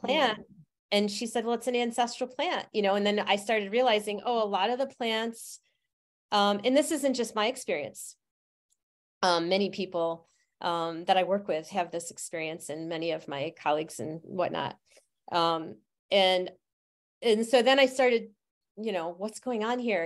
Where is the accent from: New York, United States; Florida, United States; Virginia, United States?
New York, United States; Utica; I grew up in Utica, New York